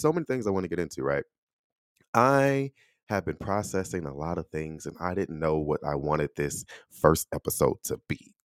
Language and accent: English; Chicago, Illinois, United States; accent: Chicago; moved away as an adult; also born or lived in Texas; I'm from Illinois. grew up in Chicago, Chicago through and through, right? I still have a Chicago accent